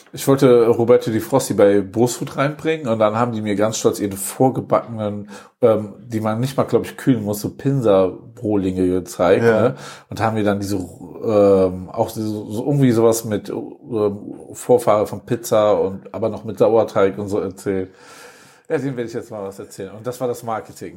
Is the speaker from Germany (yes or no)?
yes; Wuppertal, North Rhine-Westphalia, Germany; moved away as an adult; now in Cologne, Germany; In meiner Heimatstadt